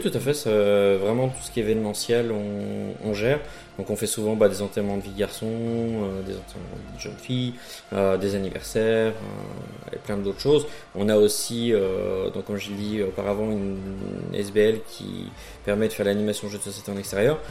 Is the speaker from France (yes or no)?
yes; France; moved away as an adult; now in Charleroi, Belgium; je viens de France